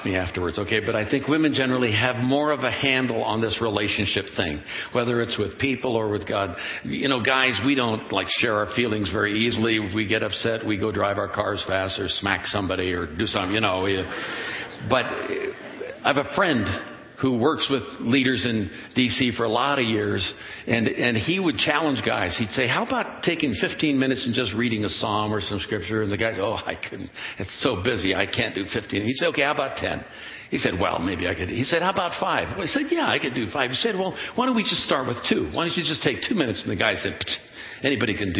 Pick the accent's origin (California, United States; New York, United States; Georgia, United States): California, United States; Oakland; When I was a kid growing up in Oakland, California